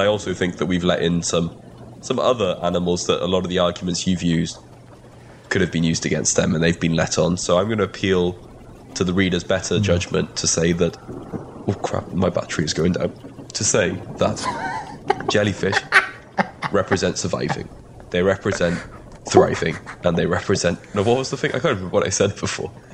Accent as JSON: {"language": "English", "region": "Wales", "country": "United Kingdom", "first_language": "Welsh", "second_language": "English", "said": "being Welsh first language that my pronunciation mm. is sometimes a little off of words"}